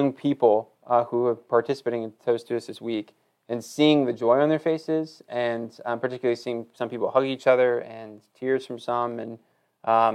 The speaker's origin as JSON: {"language": "English", "town": "Wilmington", "region": "North Carolina", "country": "United States", "tie": "born or raised there", "also_born_or_lived": "Tennessee", "moved": "as an adult", "said": "I grew up in Wilmington, North Carolina"}